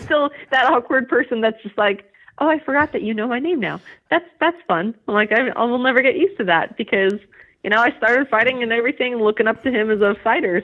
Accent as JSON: {"language": "English", "region": "California", "country": "United States", "also_born_or_lived": "Utah", "moved": "yes", "lives_now": "New Jersey, United States", "said": "I'm from California originally"}